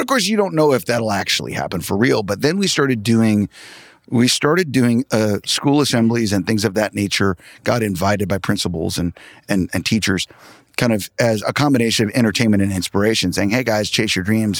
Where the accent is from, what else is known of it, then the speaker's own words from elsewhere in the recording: Tulsa, Oklahoma, United States; I'm from Tulsa, Oklahoma